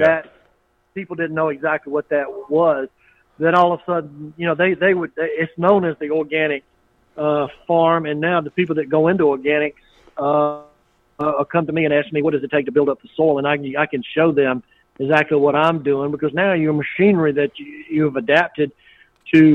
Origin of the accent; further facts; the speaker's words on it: Waynesboro, United States; We had a pecan grower that I grew up with in Waynesboro